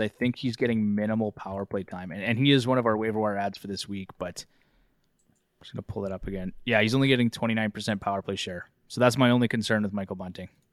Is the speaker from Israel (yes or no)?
no; Canada; I'm a Canadian